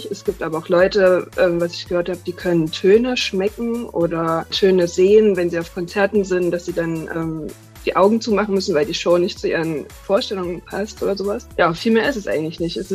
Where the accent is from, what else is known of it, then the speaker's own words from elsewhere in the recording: Dresden, Saxony, Germany; ich komme aus Dresden, arbeite jetzt bei einer kleinen Lokalzeitung